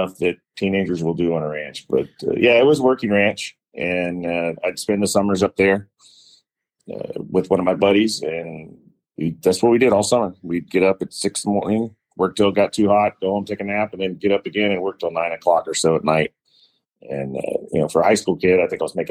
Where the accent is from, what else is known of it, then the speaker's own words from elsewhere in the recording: Dallas, Texas, United States; also born or lived in Houston, Texas / New Orleans, Louisiana; I was born in Houston, Texas. And then moved to Dallas in second grade